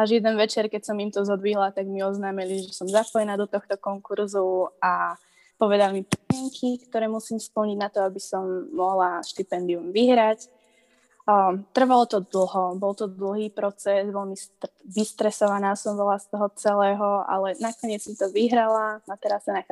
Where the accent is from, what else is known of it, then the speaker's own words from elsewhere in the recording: Slovakia; now in North Carolina, United States; tak ako u nás na Slovensku.